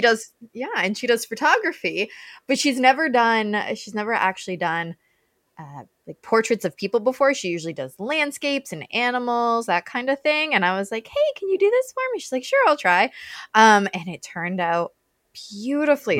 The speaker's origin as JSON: {"language": "English", "country": "Canada", "lives_now": "Welland, Canada", "said": "I'm Canadian too"}